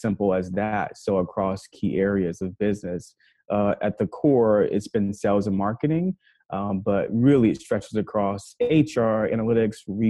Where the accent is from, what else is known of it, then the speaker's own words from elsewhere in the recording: New York City, New York, United States; also born or lived in Kentucky; now in New York, United States; I'm from Harlem, New York, born and raised. Spent 17 years there before going to Kentucky